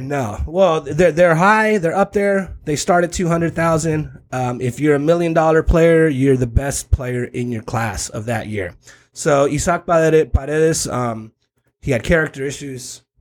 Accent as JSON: {"language": "English", "town": "Tijuana", "region": "Baja California", "country": "Mexico", "tie": "born or raised there", "also_born_or_lived": "South Bay, San Diego, California", "said": "I am from the South Bay. I am from this region. I was born in Tijuana. I live in Tijuana in Playas"}